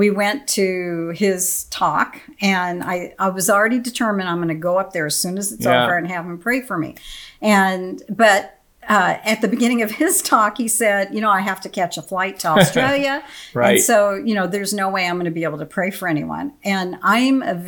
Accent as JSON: {"language": "English", "town": "Phoenix", "region": "Arizona", "country": "United States", "tie": "born or raised there", "also_born_or_lived": "Omaha, Nebraska", "moved": "as an adult", "lives_now": "Wichita, United States", "said": "born and raised in Arizona, and we lived in Omaha 28 years"}